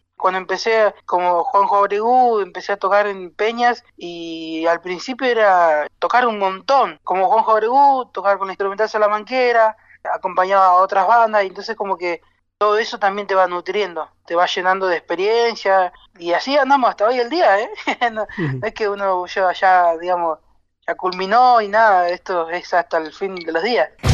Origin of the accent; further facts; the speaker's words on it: Buenos Aires, Argentina; also born or lived in Las Talitas, Tucumán; Yo nací en Las Talitas, pero bueno, toda la familia está en San Miguel de Tucumán. Cuando tenía dos años fue que mis viejos vinieron para Buenos Aires